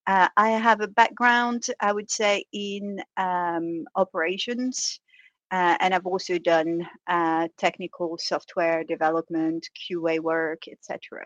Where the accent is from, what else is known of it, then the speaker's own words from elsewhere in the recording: France; first language French; English is a second language; First of all, I was born and raised in France, but decided speaking French was too boring, so let's get a few languages under my belt.